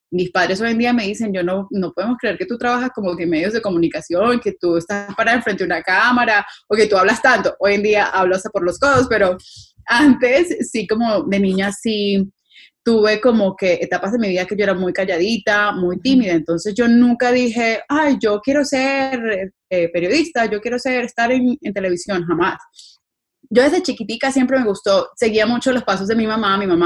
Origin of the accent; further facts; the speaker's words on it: Pereira, Risaralda, Colombia; born there; nací ahí en Pereira, el eje cafetero